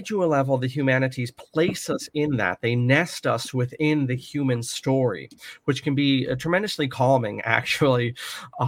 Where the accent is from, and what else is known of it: United States